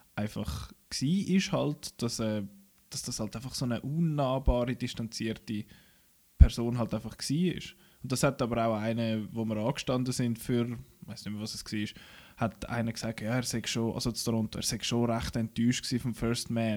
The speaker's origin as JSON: {"language": "German", "country": "Switzerland", "said": "bei uns in der Schweiz"}